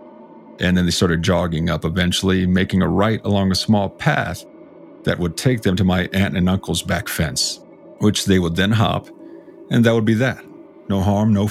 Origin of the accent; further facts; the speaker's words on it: South Texas, United States; I grew up in South Texas in a house and honestly a neighborhood that had a penchant for odd things happening.